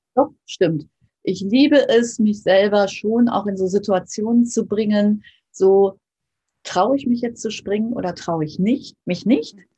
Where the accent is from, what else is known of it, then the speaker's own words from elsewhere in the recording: Germany; bei uns in Deutschland